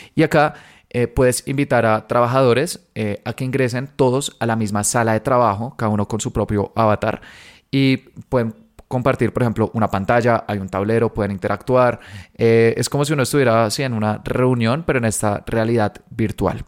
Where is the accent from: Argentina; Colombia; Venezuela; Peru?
Colombia; soy de Colombia